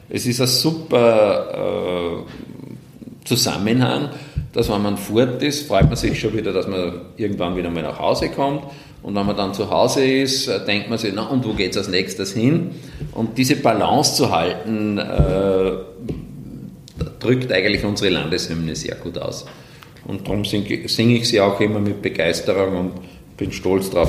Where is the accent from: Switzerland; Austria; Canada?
Austria; Wels, Upper Austria; Und natürlich aus gebürtiger Welser kommt die Weltachse in Wels heraus und als Oberösterreicher natürlich äh, aus der Mitte Oberösterreichs.